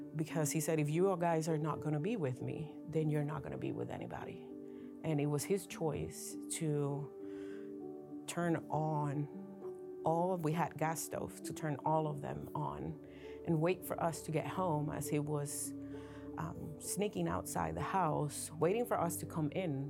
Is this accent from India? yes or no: no; Puerto Rico; moved away as an adult; now in Maryland, United States; I was born and raised in Puerto Rico until I was nineteen years old.